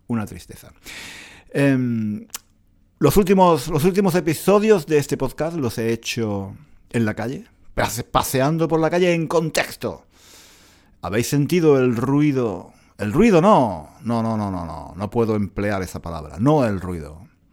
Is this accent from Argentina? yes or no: no; Granada, Andalusia, Spain; moved away as an adult; now in London, United Kingdom; Granada, en España, paseando por las calles de mi antigua ciudad, mi ciudad natal.